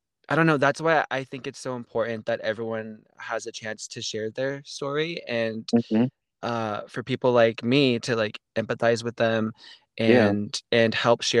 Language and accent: English; Central Valley, California, United States; I am from Central Valley, California. That is in between LA and San Francisco